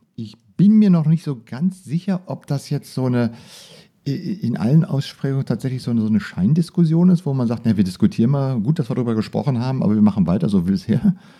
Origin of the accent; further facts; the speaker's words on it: Germany; genauso bei uns in Deutschland